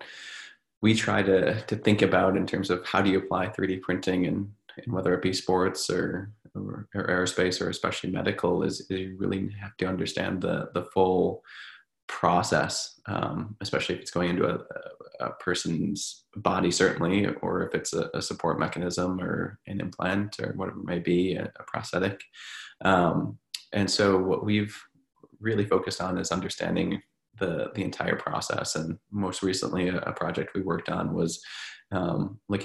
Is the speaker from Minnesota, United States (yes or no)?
yes; Minnesota, United States; moved away; I'm from Minnesota